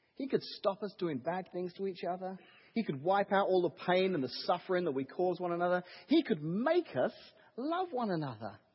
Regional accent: England, United Kingdom; now in Washington, Illinois, United States; I'm English, so uh, living here in the wonderful United States of America

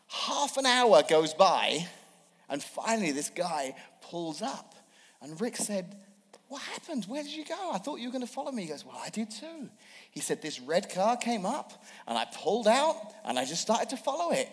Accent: England, United Kingdom; now in Washington, United States; I'm from England and grew up there.

